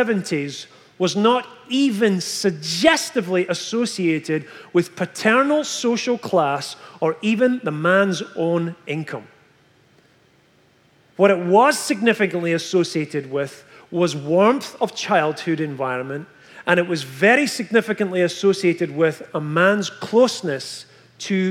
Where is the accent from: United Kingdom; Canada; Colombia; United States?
United Kingdom; Scotland; moved away as an adult; from Scotland